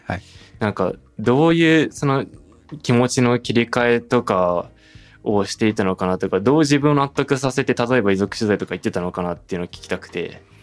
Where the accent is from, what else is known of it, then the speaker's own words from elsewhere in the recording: Saitama, Japan; also born or lived in Tokyo; 僕埼玉育ちであの大学高校大学も東京だった